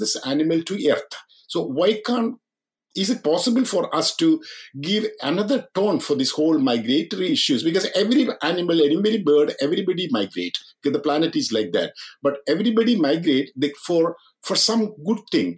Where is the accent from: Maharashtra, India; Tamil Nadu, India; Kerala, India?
Kerala, India; moved away as an adult; now in Catskill, United States; I was born in Kerala